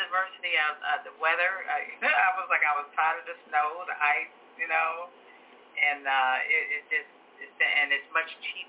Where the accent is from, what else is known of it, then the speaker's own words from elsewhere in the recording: Chicago, Illinois, United States; moved away as an adult; also born or lived in New Jersey; now in Kennesaw, United States; I'm actually from Chicago.